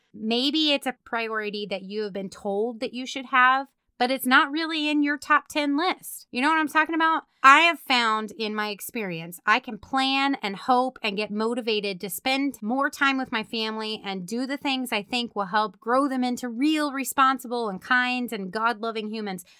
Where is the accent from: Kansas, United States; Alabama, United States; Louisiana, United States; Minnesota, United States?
Kansas, United States; Meriden; my hometown, Meriden, Kansas